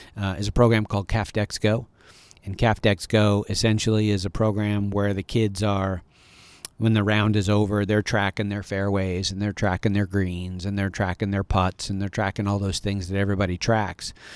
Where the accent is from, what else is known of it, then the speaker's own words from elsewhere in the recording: near Ithaca, Elmira area, upstate New York, United States; moved away; grew up in a very small high school in rural upstate New York